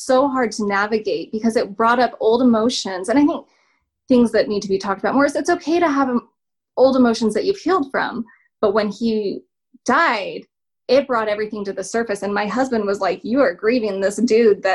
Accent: Salt Lake City, Utah, United States; I'm from Salt Lake.

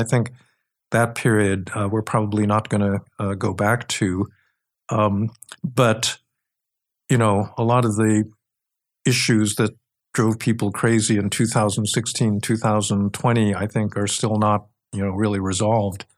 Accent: New York City, New York, United States; I grew up in New York City

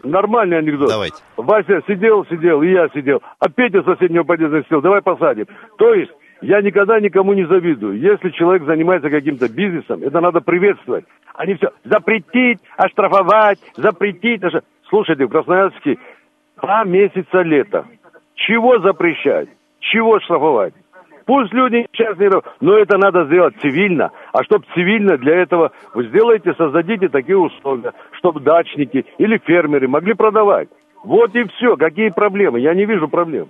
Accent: Abkhazia, Georgia; now in Krasnoyarsk, Russia; Я сам из Абхазии

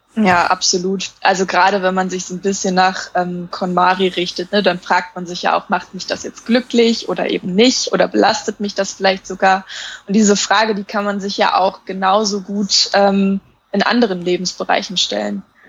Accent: Saxony-Anhalt, Germany; moved away as an adult; ich komme ursprünglich nämlich aus Sachsen-Anhalt

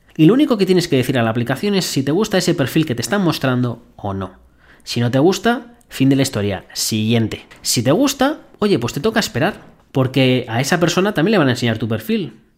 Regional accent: Spain; accent: Spanish; moved away; mi gran acento español me delataba

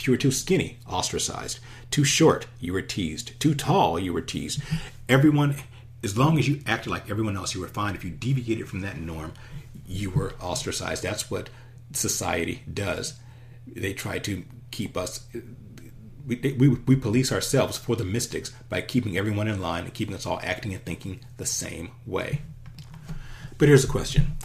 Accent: Los Angeles, California, United States; I grew up in Los Angeles

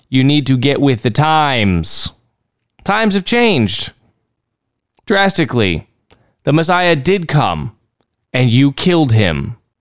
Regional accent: Texas, United States; accent: Texan; I learned to spell Texan first, and then I learned to spell English later on.

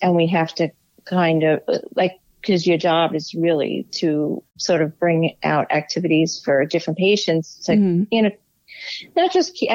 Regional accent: Farmingdale, New York, United States; also born or lived in Bethpage, New York / Babylon, New York / Centereach, New York; I was born on Long Island. So the town I was born in was Bethpage. And then, I lived in Farmingdale my whole life until I got married

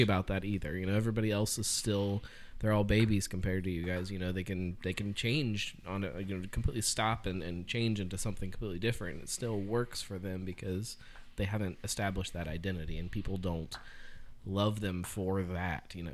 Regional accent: Cincinnati, Ohio, United States; also born or lived in Fairfield, Ohio; I'm from Cincinnati

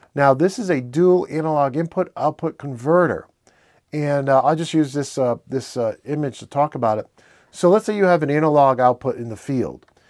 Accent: Northeastern, United States; accent: Northeastern; my Northeastern accent

